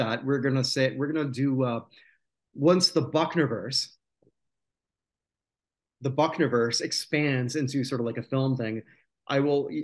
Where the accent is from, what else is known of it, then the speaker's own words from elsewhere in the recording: near Toronto, Ontario, Canada; I grew up near Toronto